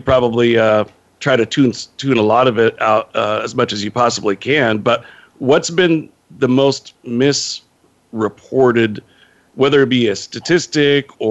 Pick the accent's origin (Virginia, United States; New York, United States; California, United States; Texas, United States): California, United States; Bay Area; moved away as an adult; now in Los Angeles, United States; I'm originally from the Bay Area and went to law school up there.